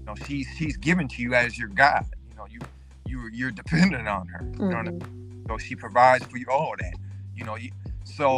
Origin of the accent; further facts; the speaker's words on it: Seattle, Washington, United States; my hometown, Seattle